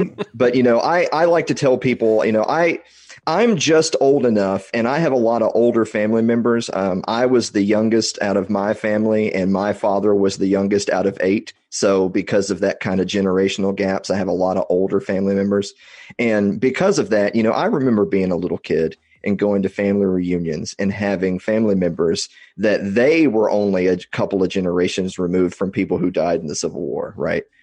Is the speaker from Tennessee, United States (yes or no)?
yes; Columbia, Tennessee, United States; also born or lived in Nashville; I'm, I'm originally from Tennessee, originally from Columbia, which is the mule capital of the world